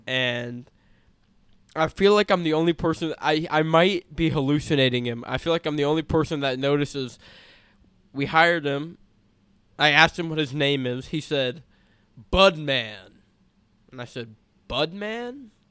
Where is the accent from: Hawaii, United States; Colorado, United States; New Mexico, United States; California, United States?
California, United States; we're from California. The ethnicity, at least where we grew up and where I currently live